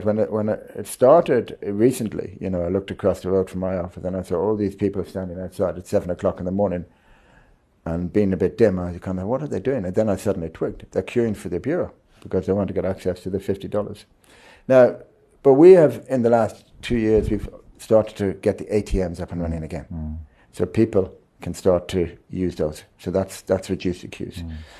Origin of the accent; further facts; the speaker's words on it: Ireland; No, I must be. But I am an Irishman.